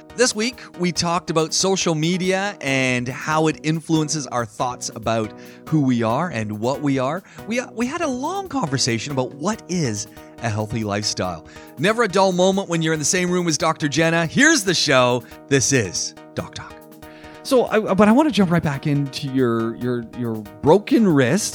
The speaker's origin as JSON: {"language": "English", "country": "Canada", "moved": "yes", "said": "my home country, Canada"}